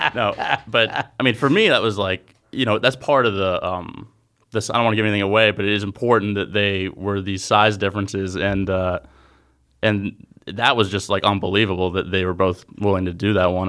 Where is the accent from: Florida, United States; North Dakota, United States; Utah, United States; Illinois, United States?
Florida, United States; Jacksonville; I'm from Jacksonville, Florida